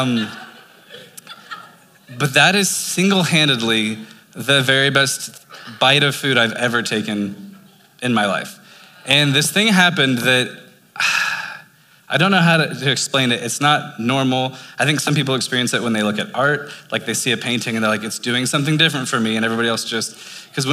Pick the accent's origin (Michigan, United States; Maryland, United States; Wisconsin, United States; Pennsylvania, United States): Pennsylvania, United States; Lancaster; now in Albuquerque, United States; we're from Lancaster, PA